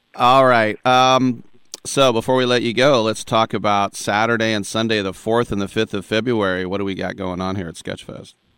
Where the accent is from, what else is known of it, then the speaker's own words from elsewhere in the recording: Oakland, California, United States; also born or lived in London; I'm from Oakland